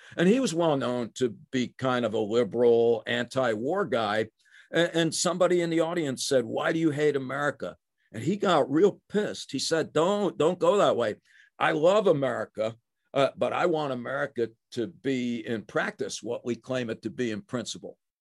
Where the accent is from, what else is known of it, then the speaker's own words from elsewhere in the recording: New Jersey, United States; also born or lived in Brooklyn, New York; I was born in Brooklyn. I grew up in New Jersey.